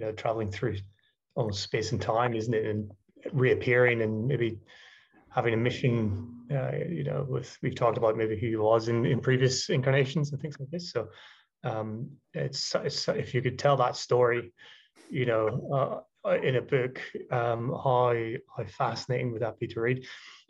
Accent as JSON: {"language": "English", "country": "Ireland", "moved": "yes", "lives_now": "London, United Kingdom", "said": "being Irish, you know, moving to London, living in a boat, not being in Brazil, you know, never really feeling like I have a home."}